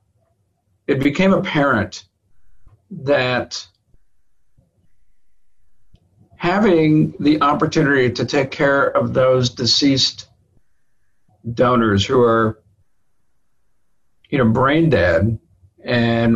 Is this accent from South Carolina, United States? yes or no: no; Laredo, Texas, United States; I was born and raised in Laredo, Texas